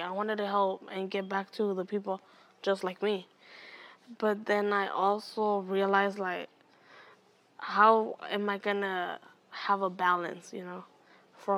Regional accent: Oakland, California, United States; I was born here in Oakland. My family is from Honduras, Central America.

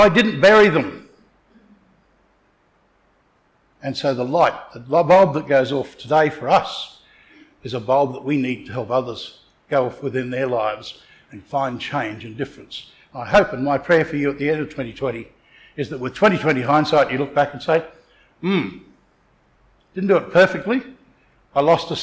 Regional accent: Townsville, Queensland, Australia; I come from Townsville.

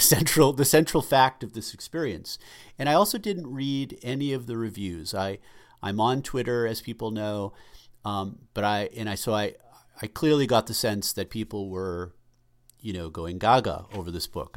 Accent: Boston, Massachusetts, United States; us growing up in suburban Boston

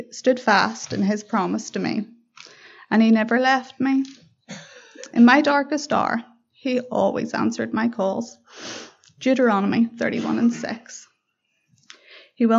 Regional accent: Belfast, Northern Ireland, United Kingdom; I was born in Belfast

